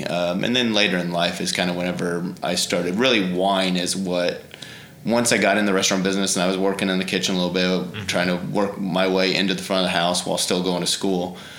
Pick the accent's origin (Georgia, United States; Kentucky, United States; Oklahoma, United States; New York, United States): Oklahoma, United States; Tulsa; also born or lived in Southern Illinois / Memphis; Yeah, so I was born here in Tulsa, Hillcrest Hospital, and lived here for, it's always been a home. My dad has always lived here. My aunt lives here in Tulsa.